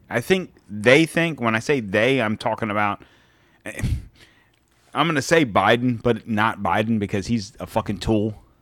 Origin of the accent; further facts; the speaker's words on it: United States; I'm so American that I give two shits about Russia, China, Japan